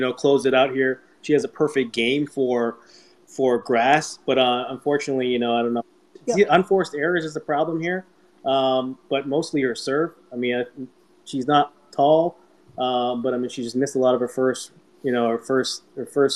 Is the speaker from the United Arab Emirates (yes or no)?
no; Canada; also born or lived in New Jersey; now in United States; being Canadian myself, even though I live in the States.